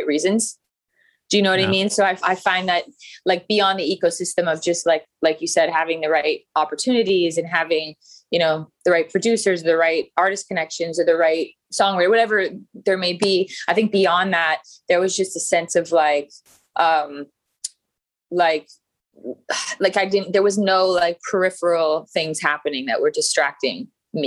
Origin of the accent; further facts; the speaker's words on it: Calgary, Alberta, Canada; moved away as an adult; also born or lived in Vancouver / Toronto / New York / Los Angeles; now in United States; I'm from Calgary, Canada.